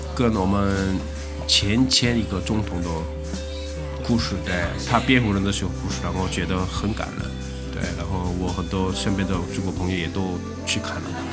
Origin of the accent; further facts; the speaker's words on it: Busan, South Korea; Chinese is a second language; moved away as an adult; now in Shanghai, China; 我老家是韩国的釜山的